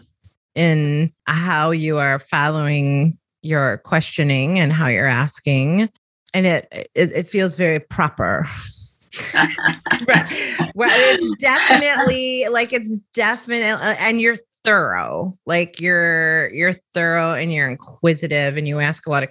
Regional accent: Chicago, Illinois, United States; moved away; also born or lived in the South; I'm from Chicago, which is the northern part of the country, or the Midwest part of the country

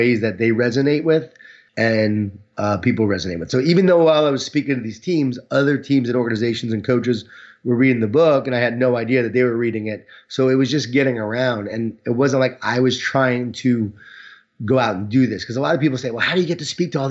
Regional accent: Long Island, New York, United States; I was from Long Island

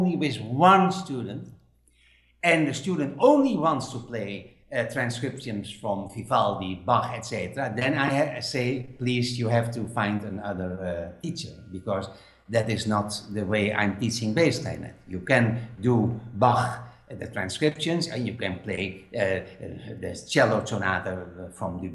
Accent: Netherlands; English is a second language; now in Spain; I'm living now in Spain, but I'm from Holland

